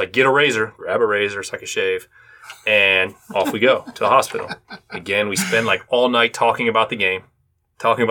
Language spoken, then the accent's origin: English; Cleveland, Ohio, United States; now in Cincinnati, United States; I'm a Cleveland native